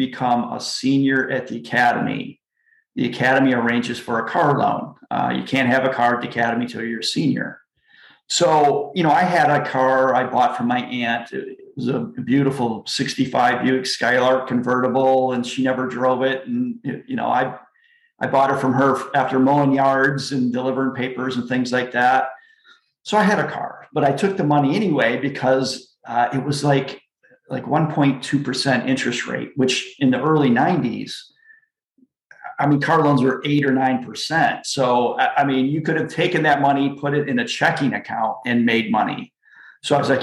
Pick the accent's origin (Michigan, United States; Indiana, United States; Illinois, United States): Michigan, United States; Flint; moved away; I grew up in Flint, Michigan